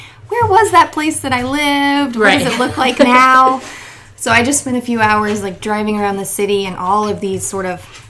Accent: Roswell, Georgia, United States; also born or lived in Athens, Georgia; I grew up in Roswell

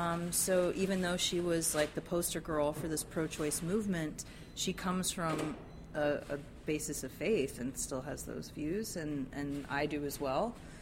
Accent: Texas, United States; I grew up in the Texas education system and got Texas history in elementary school, middle school, and high school.

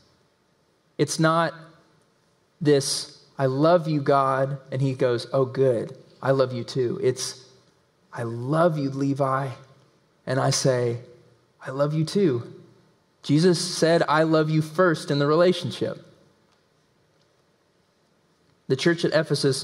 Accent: Tennessee, United States; accent: southern; We're in Tennessee. We're in the belt buckle of the Bible Belt. I was raised in Tennessee.

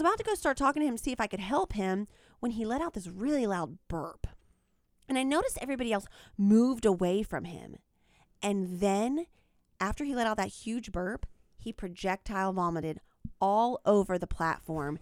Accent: small town outside Macon, Georgia, United States; moved away; I am from a small town in Georgia, the state Georgia, not the country.

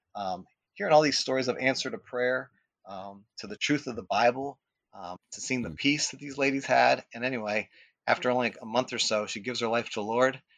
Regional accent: Akron, Ohio, United States; I grew up in West Akron

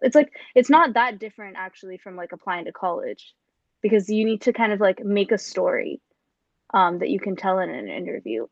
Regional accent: India; moved away as an adult; now in New York City, United States; I was coming from India

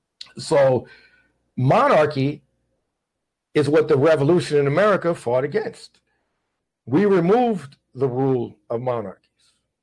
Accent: St. Louis, Missouri, United States; for kids growing up in St. Louis like me

